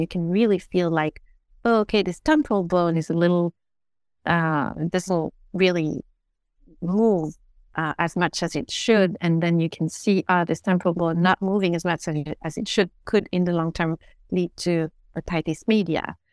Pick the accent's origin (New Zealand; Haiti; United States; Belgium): Belgium; I was brought up in Belgium